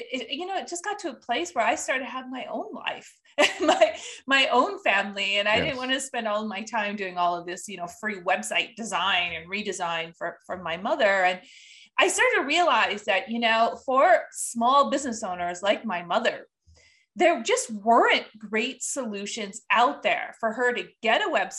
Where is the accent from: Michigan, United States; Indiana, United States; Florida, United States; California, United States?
Michigan, United States; Upper Peninsula of; I grew up in the Upper Peninsula of Michigan in a small village